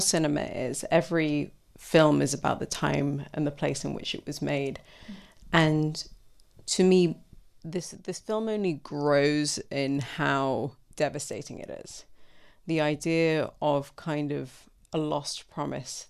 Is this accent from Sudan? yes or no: yes; Sudan; also born or lived in London, United Kingdom; now in United Kingdom; I myself, I'm, you know, was born here, but I grew up in Sudan